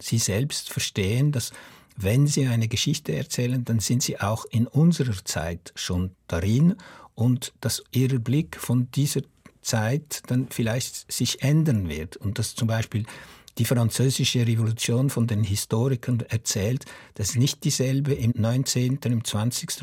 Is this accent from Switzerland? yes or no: yes; Switzerland; als Schweizer Autor